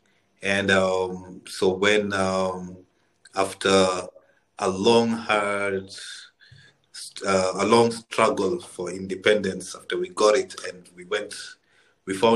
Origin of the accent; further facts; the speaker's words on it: Nairobi, Kenya; moved away as an adult; also born or lived in Khartoum, Sudan / South Sudan; So 1992, we moved to Kenya, where I grew up most of my life in Nairobi